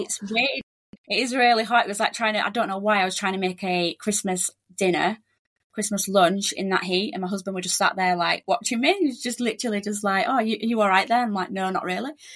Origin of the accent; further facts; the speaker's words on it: Leeds, Yorkshire and the Humber, United Kingdom; moved away as an adult; also born or lived in South Australia / Joondalup, Perth; now in Perth, Australia; we're from Leeds in West Yorkshire